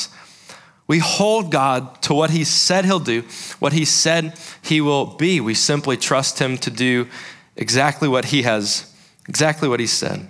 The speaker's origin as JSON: {"language": "English", "region": "South Carolina", "country": "United States", "tie": "born or raised there", "said": "I grew up in South Carolina"}